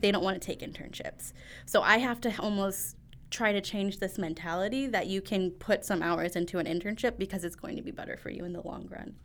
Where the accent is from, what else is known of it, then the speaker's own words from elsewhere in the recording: Northwest Indiana, United States; I grew up in Northwest Indiana